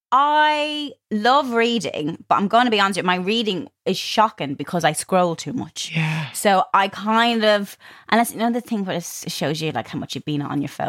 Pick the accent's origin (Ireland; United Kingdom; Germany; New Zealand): Ireland; moved away; growing up in Ireland